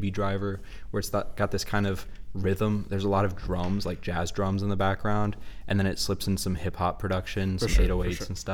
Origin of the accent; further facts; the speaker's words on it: Texas, United States; we're from Texas. We're broadcasting live from Texas.